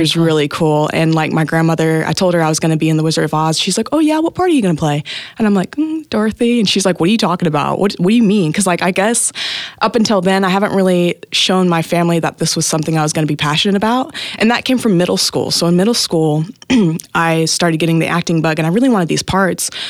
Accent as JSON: {"language": "English", "town": "Tahlequah", "region": "Oklahoma", "country": "United States", "tie": "born or raised there", "said": "I was born and raised in Tahlequah, Oklahoma."}